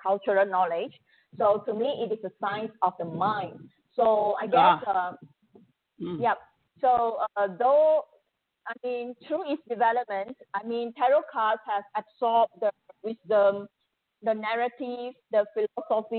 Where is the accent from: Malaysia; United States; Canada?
Malaysia; I'm from Malaysia